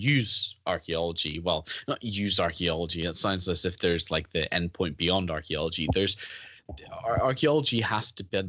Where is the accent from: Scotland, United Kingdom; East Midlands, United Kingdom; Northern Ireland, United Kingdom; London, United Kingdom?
Northern Ireland, United Kingdom; moved away; I grew up in Northern Ireland